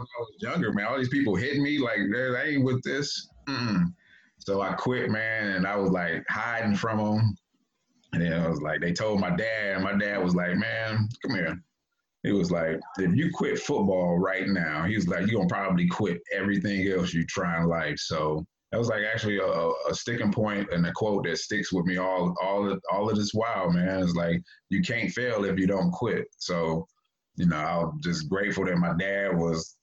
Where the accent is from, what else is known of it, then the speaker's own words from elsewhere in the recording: Cleveland, Ohio, United States; moved away as an adult; also born or lived in San Francisco; growing up in Cleveland was tough, man. I grew up in the inner city